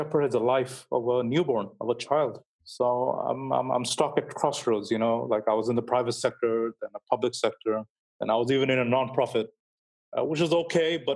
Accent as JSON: {"language": "English", "country": "Bangladesh", "also_born_or_lived": "United Kingdom", "said": "I had to go back to my country. I'm from Bangladesh, actually."}